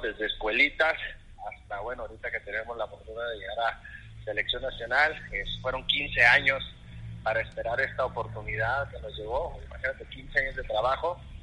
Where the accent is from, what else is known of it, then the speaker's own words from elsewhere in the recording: Ciudad Juárez, Chihuahua, Mexico; moved away as an adult; yo soy nacido en Ciudad Juárez, Chihuahua. Es ahí en el norte de la República. Este, ahí pues estuvimos viviendo aproximadamente 32 años